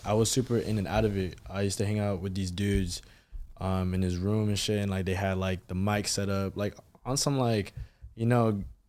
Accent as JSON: {"language": "English", "area": "Hyattsville, Prince George's County", "region": "Maryland", "country": "United States", "tie": "born or raised there", "said": "I grew up in Hinesville, PG County."}